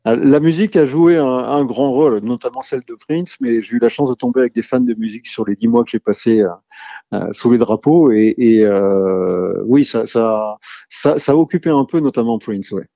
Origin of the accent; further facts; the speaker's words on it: Rennes, Brittany, France; je suis originaire de Rennes. Rennes, dans les années 80-90, c'est plutôt une scène rock